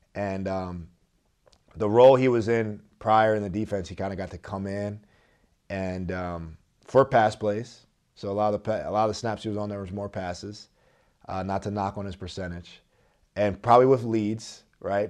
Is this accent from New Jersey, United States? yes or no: yes; Philadelphia area, New Jersey, United States; I was an Eagles fan growing up 'cause I'm from the South Jersey, Philadelphia area